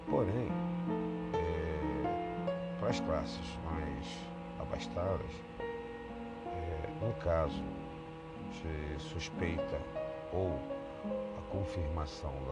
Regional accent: Niterói, Rio de Janeiro, Brazil; also born or lived in Botafogo, Rio de Janeiro; now in Rio de Janeiro, Brazil; nasci no Flamengo, nasci em Niterói. Brincadeiras à parte, mas sou morador de Botafogo.

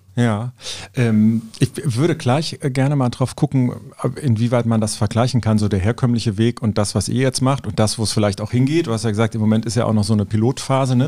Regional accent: Cologne, North Rhine-Westphalia, Germany; Ich bin Kölner

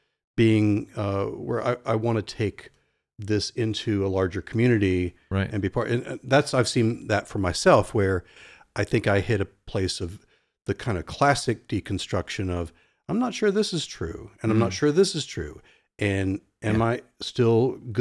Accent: Norfolk, Virginia, United States; I was in an ice cream store where I grew up in Norfolk, Virginia Beach area.

